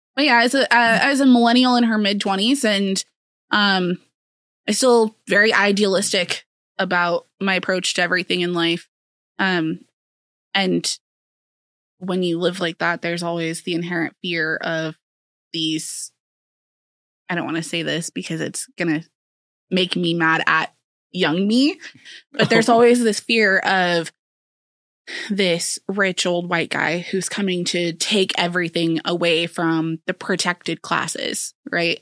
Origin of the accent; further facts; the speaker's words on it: Council Bluffs, Iowa, United States; also born or lived in Silver City, Iowa; born and raised in Council Bluffs with a seven-year stint in Silver City, Iowa.